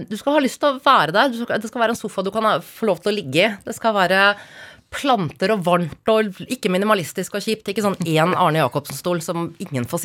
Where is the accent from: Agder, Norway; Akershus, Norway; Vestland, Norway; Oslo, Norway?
Oslo, Norway; Jeg er fra Ekeberg, Klambergseter, Røa Jeg har flyttet 30 ganger.